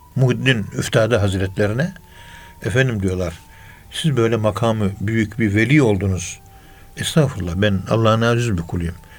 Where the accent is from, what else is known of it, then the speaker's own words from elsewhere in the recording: Ankara, Turkey; Ankara'nın yerlisiyiz biz